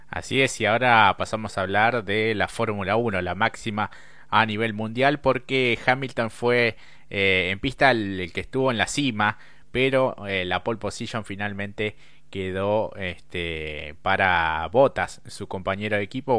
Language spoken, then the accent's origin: Spanish; Argentina; como, como argentino